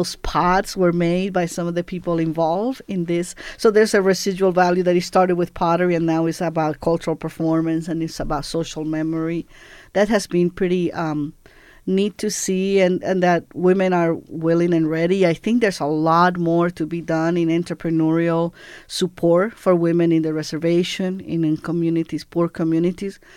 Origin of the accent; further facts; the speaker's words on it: Puerto Rico; moved away as an adult; also born or lived in Cuba; I grew up in Puerto Rico from age seven till about I was eighteen.